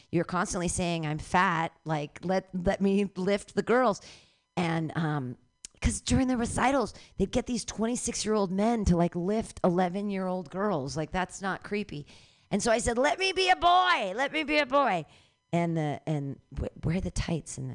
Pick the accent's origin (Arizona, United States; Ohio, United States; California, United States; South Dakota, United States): California, United States; San Francisco; I'm a comedian from San Francisco and I'm looking for material.